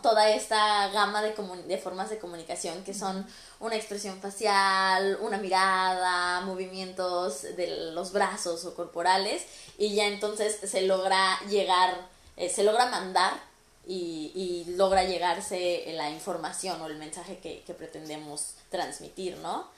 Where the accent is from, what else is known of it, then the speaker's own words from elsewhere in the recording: Mexico; somos mexicanos los dos y hablamos el, mismo tipo de español